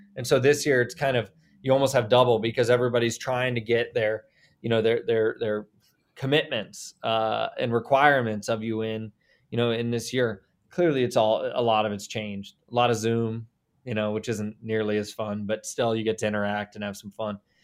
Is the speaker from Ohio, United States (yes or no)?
yes; Columbus, Ohio, United States; also born or lived in Indiana; now in Indianapolis, United States; I'm from Columbus